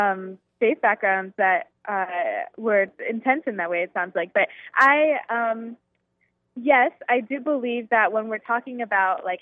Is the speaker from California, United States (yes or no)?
no; Virginia, United States; a denomination that I am super familiar with growing up in Virginia.